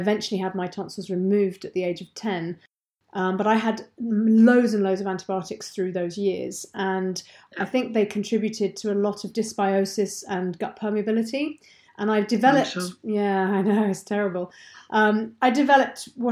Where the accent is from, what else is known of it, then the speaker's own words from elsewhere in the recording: England, United Kingdom; moved away as an adult; now in Deeside, Scotland; I'm not Scottish. I'm very English